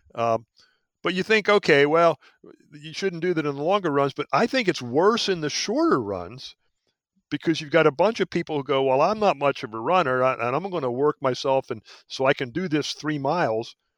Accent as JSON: {"language": "English", "town": "Philadelphia", "region": "Pennsylvania", "country": "United States", "tie": "born or raised there", "also_born_or_lived": "Alaska / Hawaii", "moved": "as an adult", "said": "I was born in Philadelphia, but I, I left there back in, uh, well, I graduated college in seventy-five and haven't lived in Philly since"}